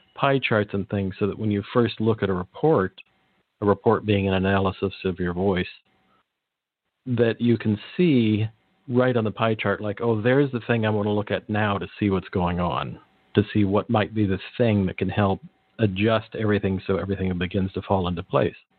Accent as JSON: {"language": "English", "area": "Monterey Peninsula", "region": "California", "country": "United States", "tie": "born or raised there", "said": "I grew up in the Monterey Peninsula, so about three hours south of San Francisco"}